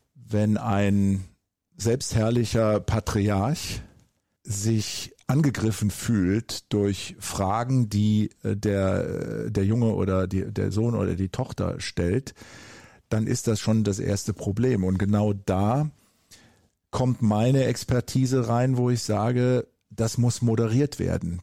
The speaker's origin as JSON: {"language": "German", "region": "Eifel", "country": "Germany", "also_born_or_lived": "United States", "said": "wo ich herkomme, aus der Eifel auf dem Land"}